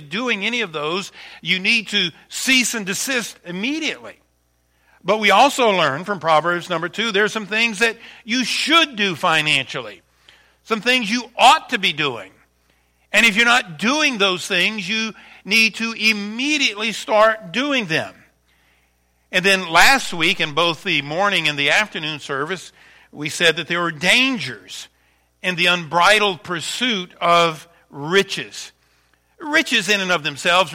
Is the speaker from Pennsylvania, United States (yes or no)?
no; Louisiana, United States; moved away; I am from Louisiana, born and raised there, just 80 miles from New Orleans